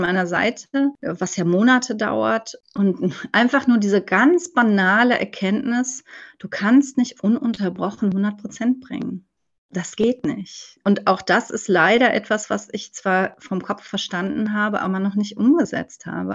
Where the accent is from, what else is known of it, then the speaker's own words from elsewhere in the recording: Cologne, North Rhine-Westphalia, Germany; moved away; ich bin gebürtige Kölnerin, aber ich lebe mein halbes Leben in Rheinland-Pfalz